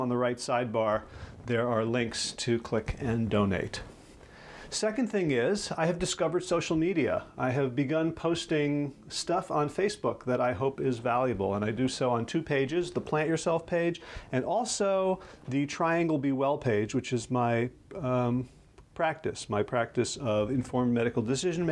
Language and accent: English; North Carolina, United States; my home state of North Carolina